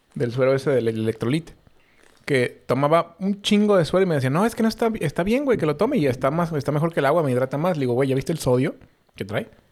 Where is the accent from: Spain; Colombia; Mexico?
Mexico; nosotros somos los hijos de Estados Unidos que no queremos ser sus hijos